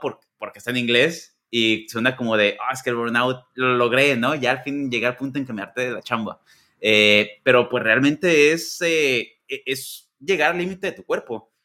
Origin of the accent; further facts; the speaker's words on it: Guadalajara, Jalisco, Mexico; moved away as an adult; now in United States; yo soy de Guadalajara.